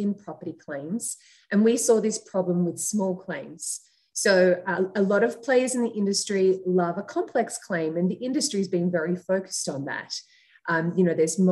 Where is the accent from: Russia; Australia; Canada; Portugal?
Australia; accent: Australian; moved away as an adult; now in United States; As you can hear from my accent, I am Australian, although we launched Handdii in the US 2 years ago. So I've been here in the US for the last 2 years